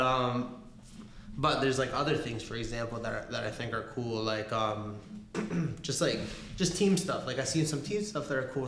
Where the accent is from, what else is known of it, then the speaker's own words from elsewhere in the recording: Argentina; moved away; I was born in Argentina. You know, like soccer runs in my fucking blood